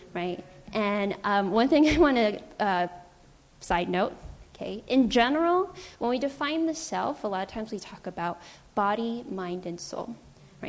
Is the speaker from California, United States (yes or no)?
yes; San Francisco, California, United States; I was born and raised in San Francisco